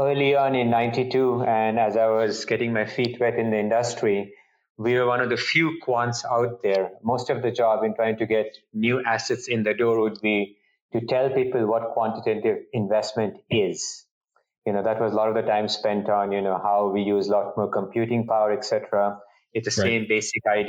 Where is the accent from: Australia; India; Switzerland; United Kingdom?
India; moved away as an adult; now in Boston, United States; I grew up in India